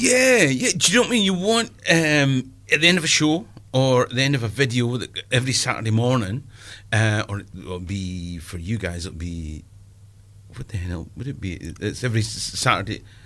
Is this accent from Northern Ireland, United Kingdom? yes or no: no; Perth, Scotland, United Kingdom; I'm from the east coast, right? I'm from Perth